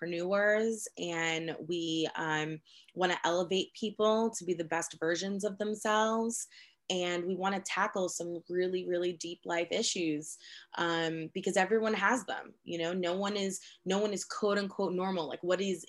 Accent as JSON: {"language": "English", "town": "New York City", "region": "New York", "country": "United States", "tie": "born or raised there", "also_born_or_lived": "Boston, Massachusetts", "moved": "as an adult", "lives_now": "Central Virginia, United States", "said": "I grew up in New York City"}